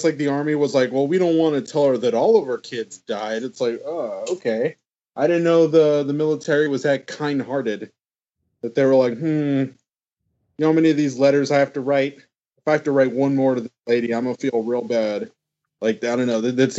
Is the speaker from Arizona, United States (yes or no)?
no; Texas, United States; Well, I am from Texas, although